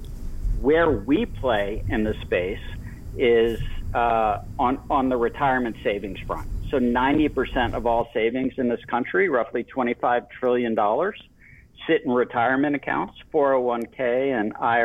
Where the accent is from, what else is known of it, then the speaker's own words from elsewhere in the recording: Miami, Florida, United States; growing up in Miami, Florida, in the 80s